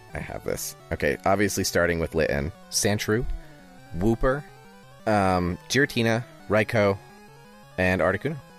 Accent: Northeast, United States; I grew up with it in the Northeast

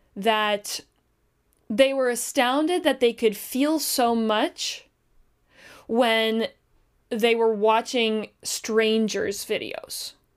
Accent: Canada; We're Canadian

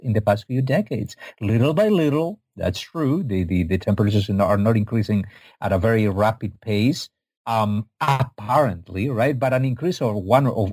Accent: Spain; I'm from Spain, not from Egypt.

